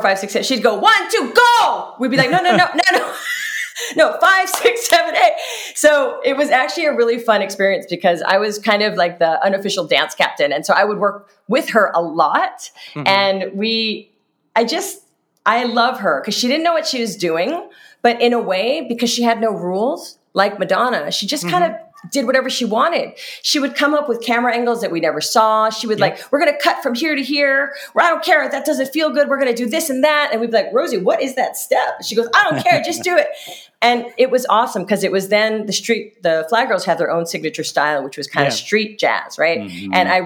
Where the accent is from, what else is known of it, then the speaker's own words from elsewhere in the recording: Hawaii, United States; I grew up in Hawaii